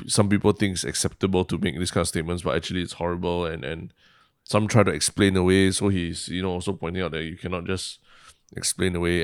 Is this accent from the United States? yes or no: no; Singapore; as a Singaporean Chinese